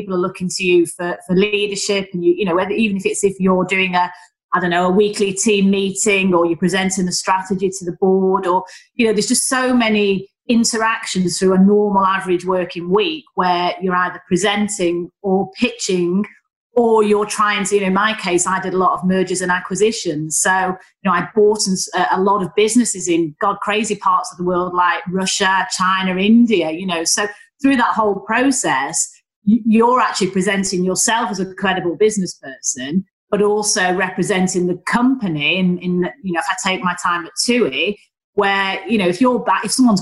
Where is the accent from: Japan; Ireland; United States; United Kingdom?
United Kingdom; Manchester, North West England; accent: Northern; also born or lived in Leeds; I am just an average working class girl from Manchester. You know, I'm the youngest of three daughters. I'm from Stretford.